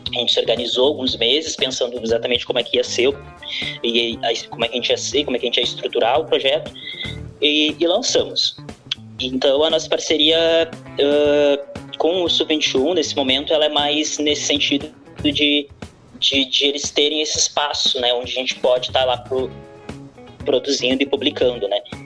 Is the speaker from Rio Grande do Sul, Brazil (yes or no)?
yes; Porto Alegre, Rio Grande do Sul, Brazil; Eu sou da Lomba do Pinheiro